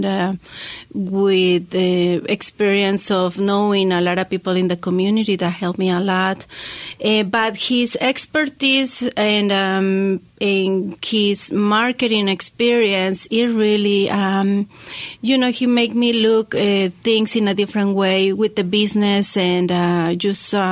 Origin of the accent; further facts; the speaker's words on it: La Paz, Baja California Sur, Mexico; moved away as an adult; also born or lived in Mexico City; now in Hendersonville, United States; I was born in Mexico City, and I grew up in La Paz, very close to Los Cabos in Mexico. And I moved here in 2003.